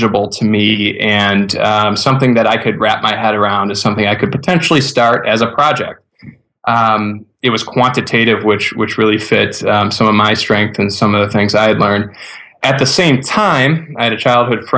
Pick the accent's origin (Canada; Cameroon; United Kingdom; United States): United States; Buffalo, New York; moved away as an adult; now in Rochester, United States; I'm from Buffalo originally